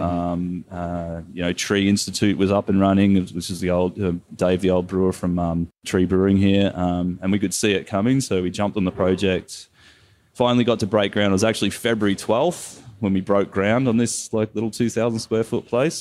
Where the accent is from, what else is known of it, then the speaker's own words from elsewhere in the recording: Kelowna, British Columbia, Canada; we're all people from Kelowna